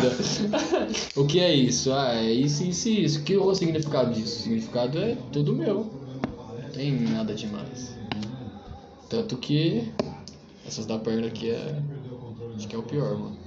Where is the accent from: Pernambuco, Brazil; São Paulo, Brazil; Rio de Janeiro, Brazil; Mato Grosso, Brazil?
São Paulo, Brazil; Carapicuíba; Sou de Carapicuíba